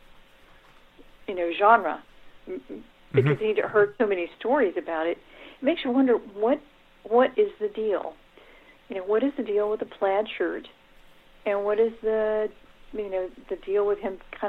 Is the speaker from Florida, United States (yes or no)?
yes; Daytona Beach, Florida, United States; I grew up in Daytona Beach